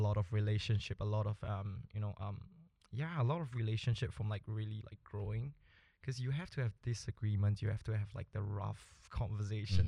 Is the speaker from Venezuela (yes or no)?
no; Singapore; moved away as an adult; also born or lived in Bolivia; now in Canada; I was born in Bolivia, actually, but my family moved to Singapore when I was about 5. So we've lived there for about 17 to 20 years.